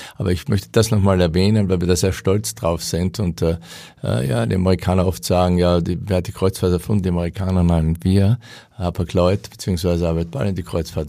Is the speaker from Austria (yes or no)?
yes; Austria; moved away; als Österreicher